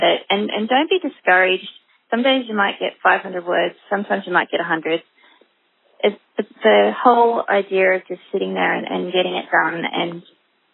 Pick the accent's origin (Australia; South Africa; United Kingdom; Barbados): Australia; as a nation, Australians, even if we don't live in the country, we seem to be able to identify with it